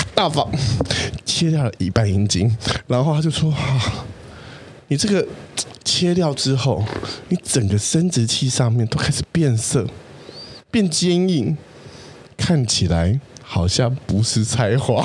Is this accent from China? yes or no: no; Taiwan; 我以前小时候在台湾生，那个当国小生的时候